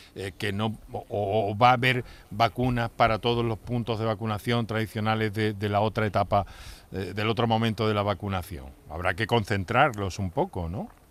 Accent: Andalusia, Spain; como, andaluces o como población o ciudadanos que vivimos en Andalucía

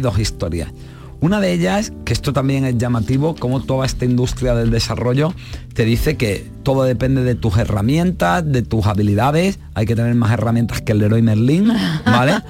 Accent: Marbella, Andalusia, Spain; yo soy de Marbella

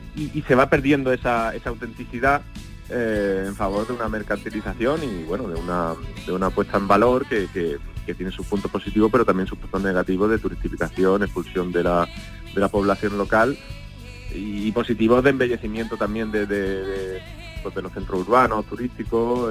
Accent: Málaga, Andalusia, Spain; yo soy malagueño y, ahora trabajo desde Málaga

